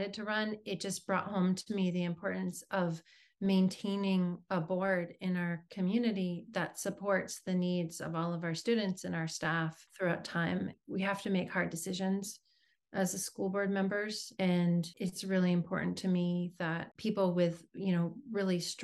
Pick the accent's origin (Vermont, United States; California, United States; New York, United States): Vermont, United States; Southern; now in Brunswick, United States; I'm a student of public schools myself from Southern Vermont in a very small community.